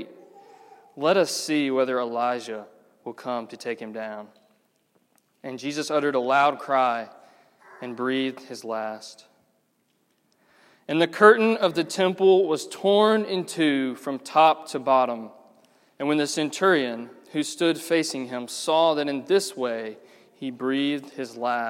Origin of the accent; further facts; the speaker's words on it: Georgia, United States; now in Birmingham, United States; Because I'm not from here. I'm from Georgia.